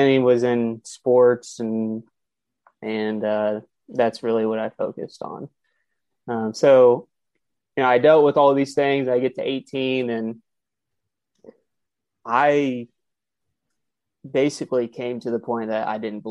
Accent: Kansas City, Missouri, United States; So, again, I'm from Kansas City.

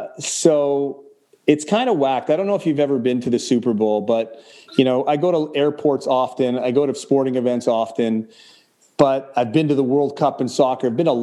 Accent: Canada; granted, I'm Canadian, so we don't walk around with these things

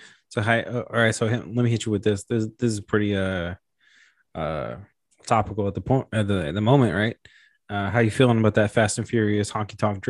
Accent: Memphis, Tennessee, United States; also born or lived in New York; I grew up in Memphis. Mm-hmm. I'm from New York, but grew up in Memphis.

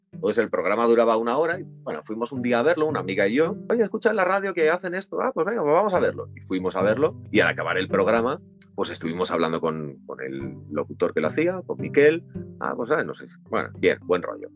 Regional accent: Valencia, Valencian Community, Spain; Yo soy de Valencia

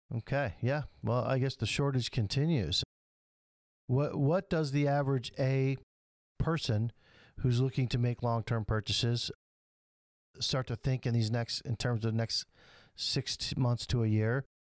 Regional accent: Flint, Michigan, United States; my hometown in Flint.

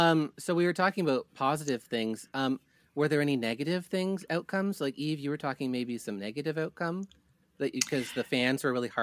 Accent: Canada; they were always ragging on me from being from Canada

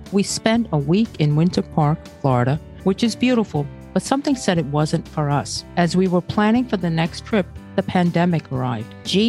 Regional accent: Brazil; born there; many of your listeners know that I was born in Brazil, but that doesn't mean I know European Portuguese.

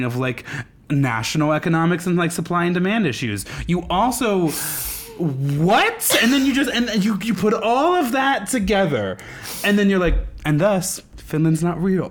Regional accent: Nebraska, United States; moved away; As a person who came from Nebraska and you would go to, like, other places... And I'd be like, I'm from Nebraska.

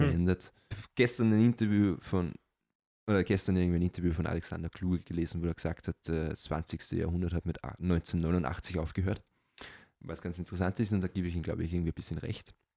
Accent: Austria; ich bin Europäer, aber ganz spezifisch bin ich Österreicher

